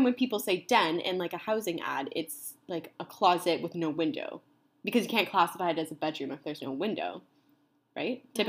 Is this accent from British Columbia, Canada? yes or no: no; Ontario, Canada; now in Vancouver, Canada; I'm also from Ontario. Erin and I grew up together in a small, sweet town.